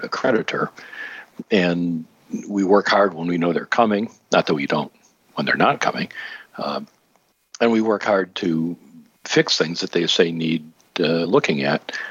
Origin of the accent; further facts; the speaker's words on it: Michigan, United States; my home state, Michigan